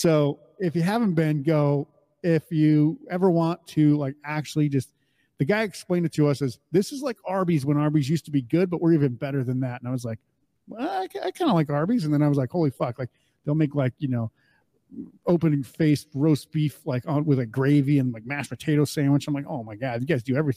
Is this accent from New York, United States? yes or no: no; Mandan, North Dakota, United States; I grew up in North Dakota, Mandan, North Dakota